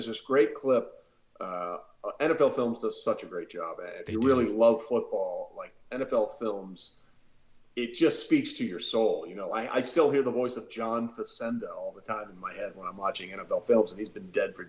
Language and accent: English; Connecticut, United States; moved away as an adult; also born or lived in New York City / Waco, Texas / Allentown, Pennsylvania / St. Louis, Missouri; I grew up, my parents are both from Texas, but I grew up in the Northeast and was born in New York City, grew up in Connecticut. And I went to school in Texas.